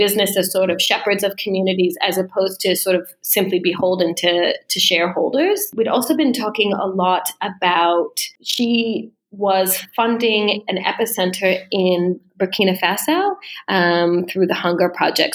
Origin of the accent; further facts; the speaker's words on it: Denver, Colorado, United States; moved away as an adult; now in Melbourne, Australia; I'm originally from America, from Denver in particular